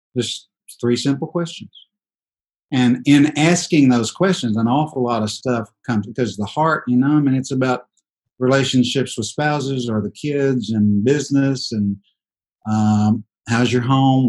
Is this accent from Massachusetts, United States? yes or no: no; Dallas, Texas, United States; we're all from Dallas, Texas